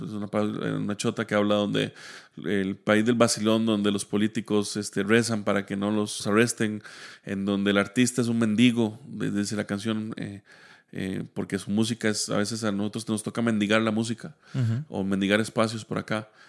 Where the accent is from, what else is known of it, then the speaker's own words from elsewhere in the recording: Heredia, Costa Rica; yo soy de Heredia. Eh, toda mi vida, pues, o gran parte de mi vida he vivido en Heredia.